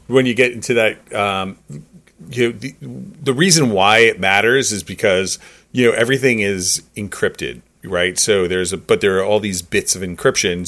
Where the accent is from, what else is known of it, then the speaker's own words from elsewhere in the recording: New York, United States; as a New Yorker